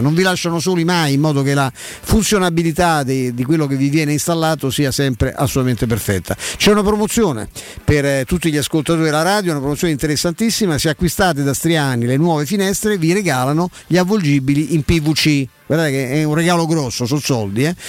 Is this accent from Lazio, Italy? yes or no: yes; Rome, Lazio, Italy; sono cresciuto a Vigna Clara